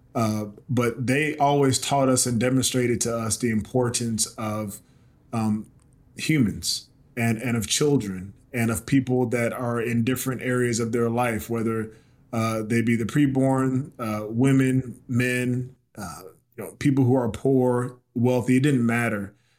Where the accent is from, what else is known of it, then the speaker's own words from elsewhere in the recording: South Carolina, United States; moved away as an adult; also born or lived in Baltimore, Maryland / New Orleans, Louisiana; my hometown in South Carolina